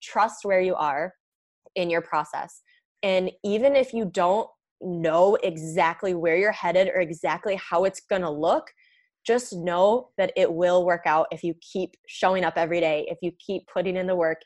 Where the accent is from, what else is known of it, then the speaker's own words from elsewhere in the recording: Michigan, United States; I'm from Michigan